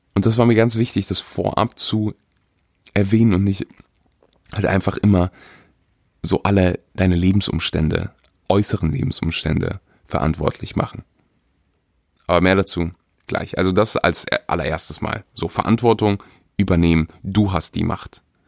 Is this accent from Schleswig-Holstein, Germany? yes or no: no; Weeze, North Rhine-Westphalia, Germany; moved away; wo, wo ich aufgewachsen bin